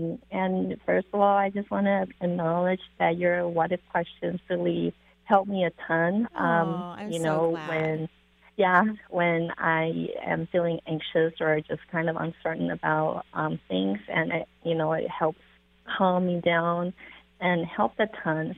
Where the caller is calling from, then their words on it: California, United States; I'm calling from California.